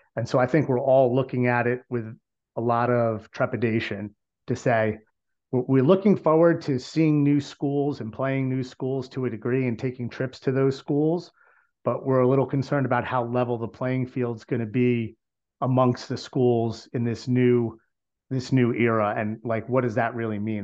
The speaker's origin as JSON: {"language": "English", "region": "New Jersey", "country": "United States", "said": "We're from New Jersey"}